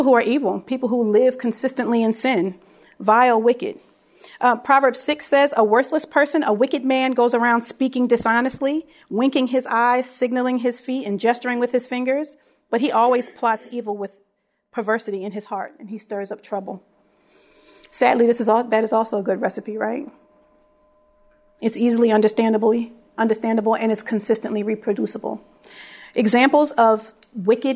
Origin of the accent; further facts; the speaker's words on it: Philadelphia, Pennsylvania, United States; I was raised in Philly